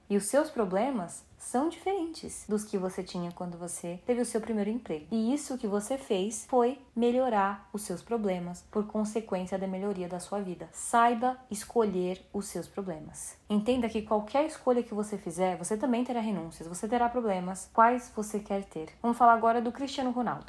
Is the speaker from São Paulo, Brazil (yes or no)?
yes; São Paulo, Brazil; now in Vancouver, Canada; Eu cresci no Paraisópolis, que é uma comunidade carente de São Paulo, e hoje, depois de muito esforço, eu moro em Vancouver, no Canadá